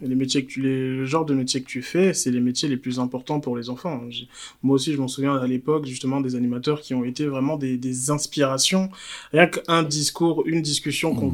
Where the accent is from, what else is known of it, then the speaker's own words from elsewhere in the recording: Côte d’Ivoire; en tant qu'Ivoirien